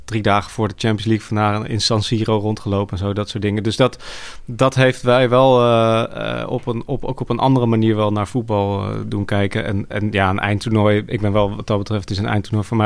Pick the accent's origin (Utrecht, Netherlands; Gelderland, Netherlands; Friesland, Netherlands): Gelderland, Netherlands; Arnhem; Eh, en ik eh, ben geboren en getogen in Arnhem.